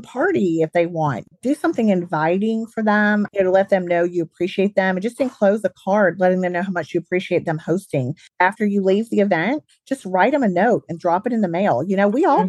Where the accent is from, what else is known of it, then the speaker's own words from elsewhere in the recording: Alabama, United States; accent: Southern; moved away as an adult; also born or lived in Birmingham, Alabama; now in St. Louis, United States; I grew up in the South, as you guys can probably tell from my accent. I grew up in Alabama